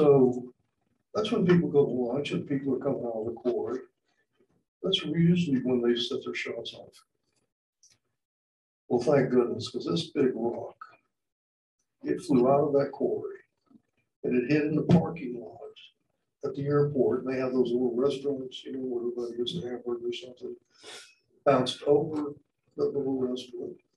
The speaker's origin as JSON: {"language": "English", "country": "United States", "moved": "as an adult", "lives_now": "Roswell, Georgia, United States", "said": "I'm from Western Carolina, up in the mountains"}